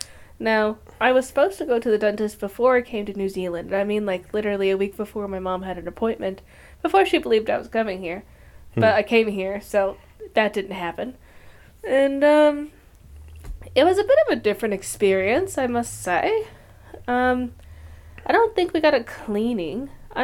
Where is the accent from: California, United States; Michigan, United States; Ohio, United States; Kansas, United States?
Michigan, United States; I ain't even by Detroit. I'm by Kalamazoo.